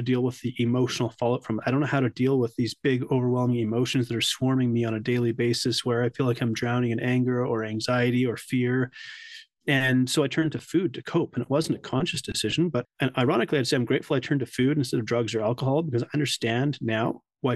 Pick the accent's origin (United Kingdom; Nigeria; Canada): Canada; also born or lived in South Africa; I'm Canadian as well